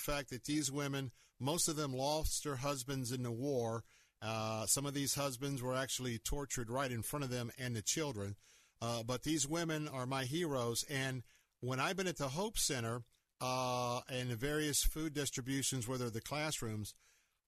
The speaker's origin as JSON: {"language": "English", "country": "United States", "said": "I, as an American"}